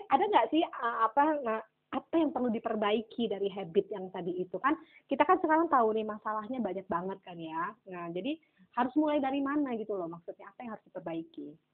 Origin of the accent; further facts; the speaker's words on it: Aceh, Indonesia; saya ini kan orang Aceh ya kan hmm. uh, kita tuh di Aceh